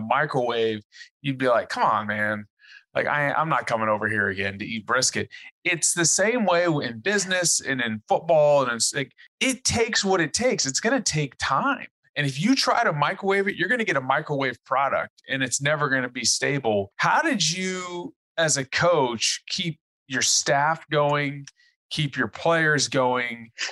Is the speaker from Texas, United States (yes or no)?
yes; Texas, United States; I live in Texas, I'm a Texan